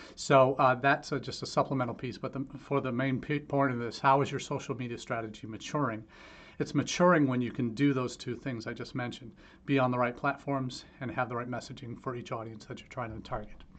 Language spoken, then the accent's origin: English; Ohio, United States; my hometown here in Ohio